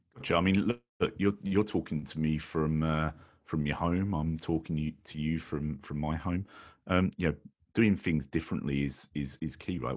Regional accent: United Kingdom; right here from my home country, the United Kingdom

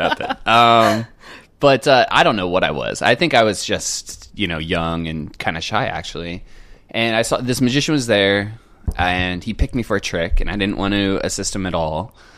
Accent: Cardiff by the Sea, California, United States; I grew up in San Diego in a little North County uh, suburb called Cardiff by the Sea.

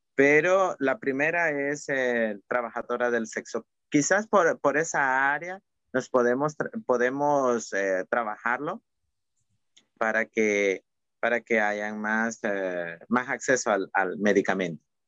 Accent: El Salvador; en El Salvador hablamos de la palabra cuchicheo

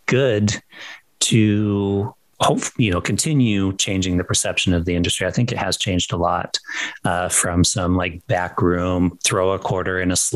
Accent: Seattle, Washington, United States; moved away; I'm from Seattle originally

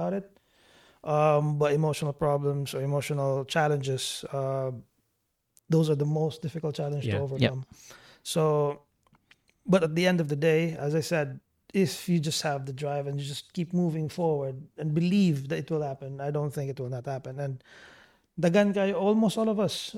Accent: Philippines; moved away as an adult; now in Dubai, United Arab Emirates; as a Filipino

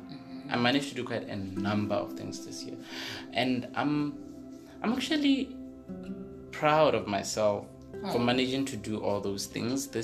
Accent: the South, southern Botswana, Botswana; I grew up in the South.

